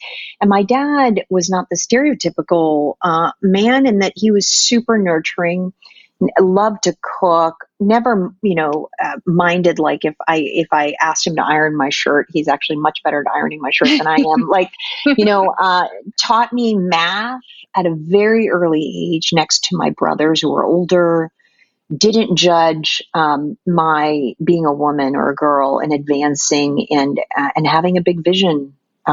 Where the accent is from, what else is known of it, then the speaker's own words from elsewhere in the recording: Philippines; moved away as an adult; Having been born and raised in the Philippines